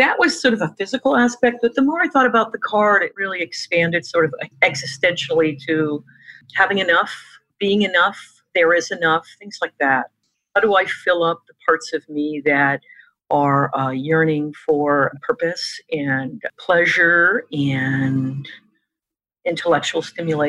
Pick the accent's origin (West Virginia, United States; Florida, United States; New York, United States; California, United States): New York, United States; I'm a New Yorker